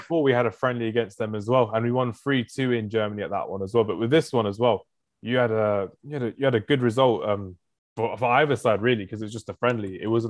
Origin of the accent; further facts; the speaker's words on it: England, United Kingdom; I'm English.